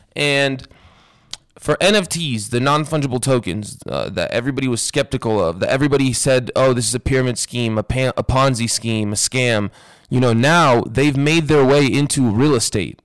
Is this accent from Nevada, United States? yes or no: yes; Las Vegas, Nevada, United States; growing up in Vegas